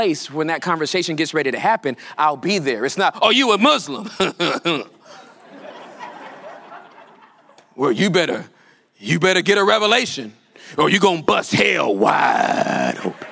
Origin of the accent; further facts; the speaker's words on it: California, United States; I'm from California, born and raised